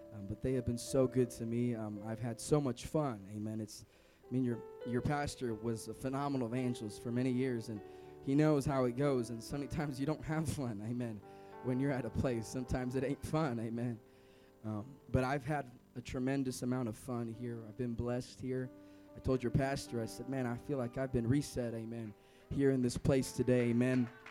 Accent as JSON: {"language": "English", "town": "Sacramento", "region": "California", "country": "United States", "said": "I am from Sacramento"}